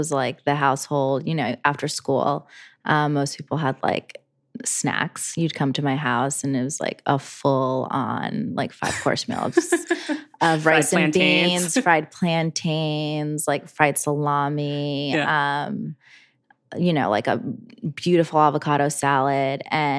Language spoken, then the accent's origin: English; New Jersey, United States; moved away; I grew up in Jersey.